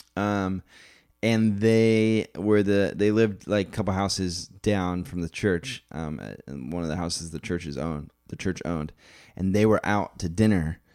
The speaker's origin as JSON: {"language": "English", "town": "Las Vegas", "region": "Nevada", "country": "United States", "tie": "born or raised there", "said": "I grew up in Vegas"}